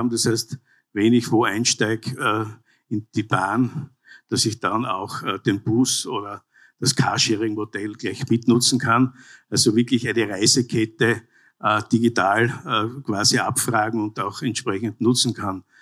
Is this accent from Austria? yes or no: yes; Graz, Styria, Austria; Graz zum Beispiel, ich komme aus der Landeshauptstadt, äh, wächst dynamisch wie noch nie.